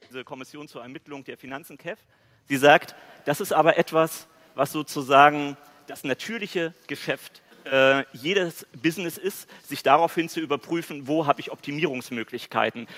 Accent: East Germany, Germany; ich als Ostdeutscher

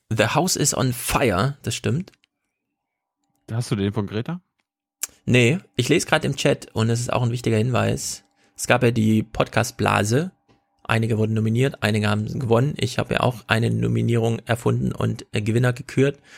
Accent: Mecklenburg Lake District, Mecklenburg-Vorpommern, Germany; von der Mecklenburgischen Seenplatte, wo es Wölfe gibt. Jawohl, meine Heimat, meine Heimat ist

